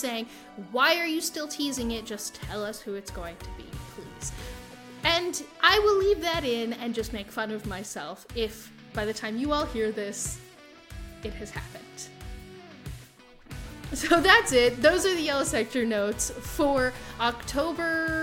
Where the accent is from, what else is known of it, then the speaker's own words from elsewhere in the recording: United States; accent: American; my American accent